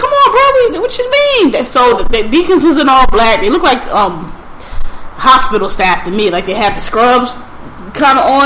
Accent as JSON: {"language": "English", "town": "Philadelphia", "region": "Pennsylvania", "country": "United States", "said": "so I'm from Philly"}